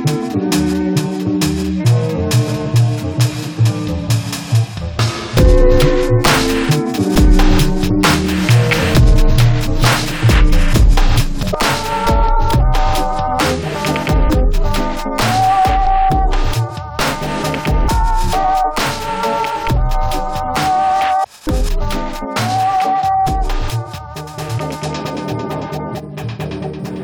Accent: Minnesota, United States; accent: Minnesota; also born or lived in Chicago; my home state of Minnesota

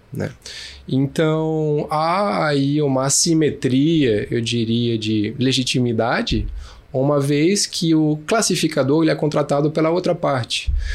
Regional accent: Brasília, Federal District, Brazil; Eu sou de Brasília, nascido em Brasília, de mãe francesa e pai carioca

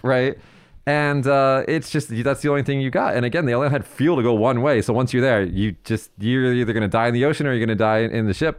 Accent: United States; as the American side of this conversation

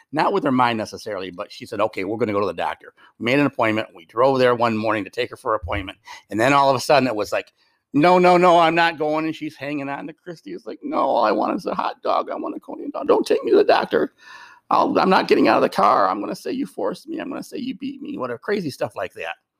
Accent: Westland, Michigan, United States; I grew up on Westland

